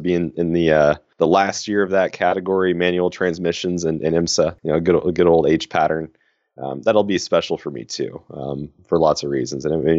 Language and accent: English; West Coast, United States; now in Ohio, United States; So I'm from the West Coast originally, going to school in Ohio State right now.